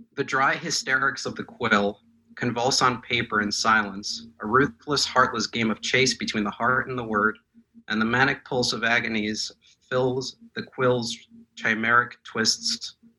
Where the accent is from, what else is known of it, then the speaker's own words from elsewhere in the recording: Moscow, Russia; English is a second language; moved away; I was born in Moscow. I speak Russian.